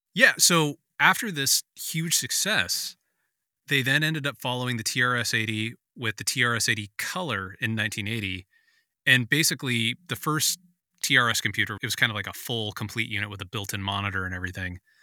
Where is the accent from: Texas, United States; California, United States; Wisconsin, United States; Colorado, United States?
California, United States; San Francisco; I grew up in San Francisco in the eighties